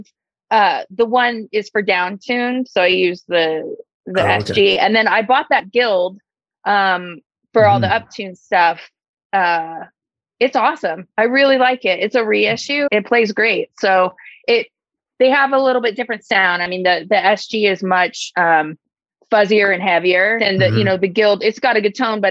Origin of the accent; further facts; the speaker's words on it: Midwest, United States; I grew up in the Midwest